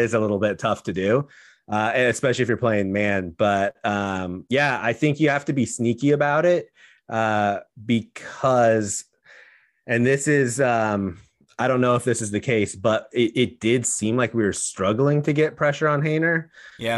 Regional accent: Portland, Oregon, United States; I grew up in Portland, a Beaver fan

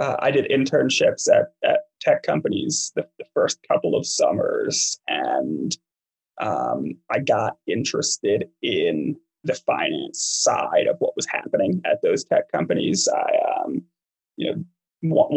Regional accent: East Coast, United States; moved away as an adult; I grew up on the East Coast

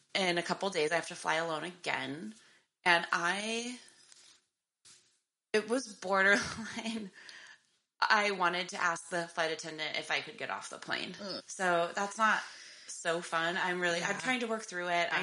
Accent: Tucson, Arizona, United States; now in Los Angeles area, United States; I'm going to my hometown for my niece's birthday this week

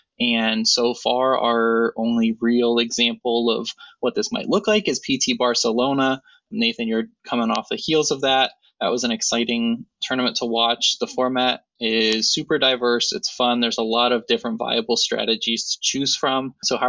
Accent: Ohio, United States; My hometown.

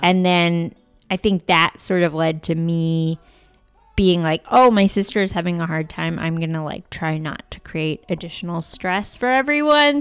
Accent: D.C., suburbs of Northern Virginia, United States; I grew up outside Washington, D C, in the suburbs of Northern Virginia

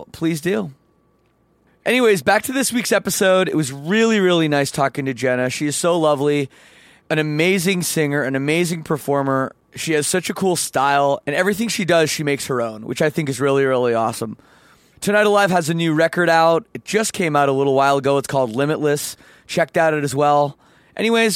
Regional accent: Toronto, Ontario, Canada; I'm from Canada

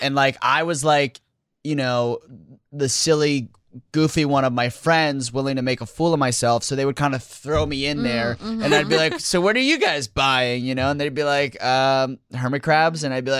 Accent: Fair Lawn, New Jersey, United States; now in Los Angeles, United States; where I grew up in Fairlawn, New Jersey

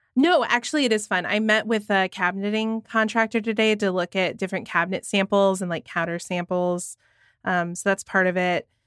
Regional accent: Georgia, United States; here in my home state of Georgia

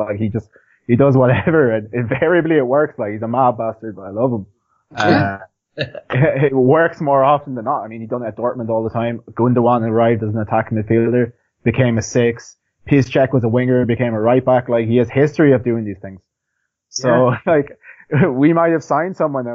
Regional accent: Ireland; I'm Irish

